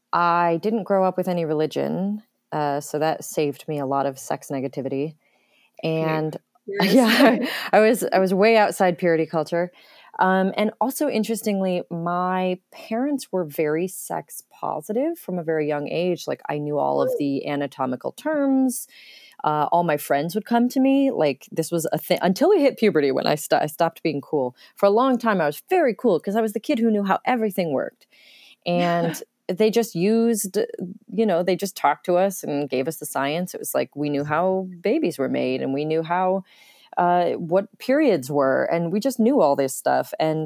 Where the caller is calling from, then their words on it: North Carolina, United States; North Carolina. I'm staying here with my family for a while.